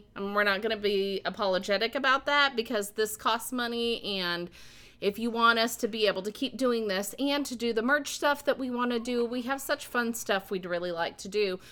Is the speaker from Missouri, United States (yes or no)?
yes; the Ozarks, Missouri, United States; We are two sisters from the Ozarks